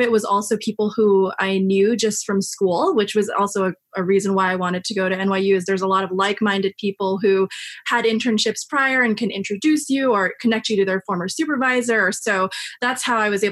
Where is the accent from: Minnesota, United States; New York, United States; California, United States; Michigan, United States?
New York, United States; New York City; I'm from Queens, so I grew up in New York